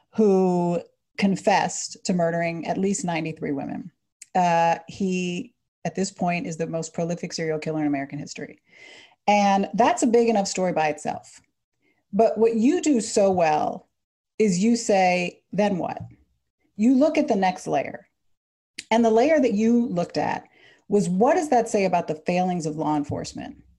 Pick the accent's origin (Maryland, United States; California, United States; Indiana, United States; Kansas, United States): Maryland, United States; now in New York City, United States; I'm from Maryland